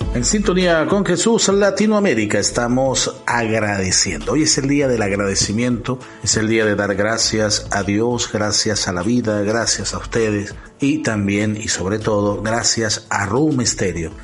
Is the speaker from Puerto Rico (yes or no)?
no; Venezuela; nuestra cultura, nuestra sociedad, nuestro gentilicio de Venezuela